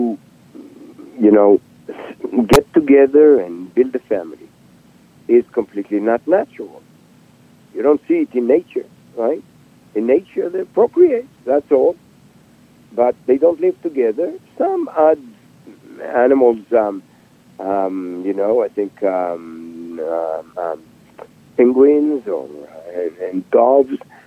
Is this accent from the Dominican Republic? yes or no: no; Israel; now in United States; I was born and raised in Israel